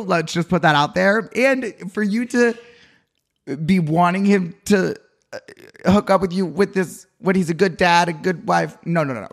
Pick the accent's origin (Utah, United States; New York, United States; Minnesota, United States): Utah, United States; moved away; I'm from Utah.